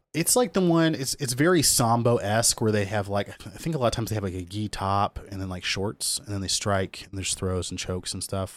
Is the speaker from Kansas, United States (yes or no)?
yes; Kansas, United States; I grew up in Kansas